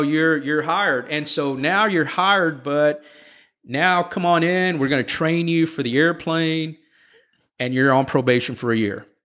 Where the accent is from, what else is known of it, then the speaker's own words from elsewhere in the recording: Houston, Texas, United States; I was born and raised here in Houston